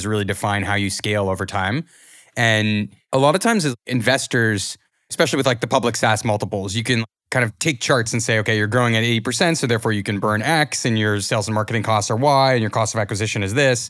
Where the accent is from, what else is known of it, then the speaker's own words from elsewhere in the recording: Canada; as Canadian founders